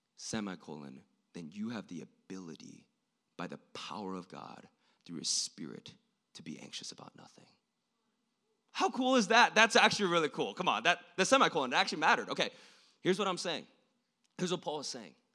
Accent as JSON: {"language": "English", "country": "South Korea", "tie": "born or raised there", "moved": "yes", "said": "I was born in South Korea, I'm not from here, and I was born an hour away from the border between South and North Korea"}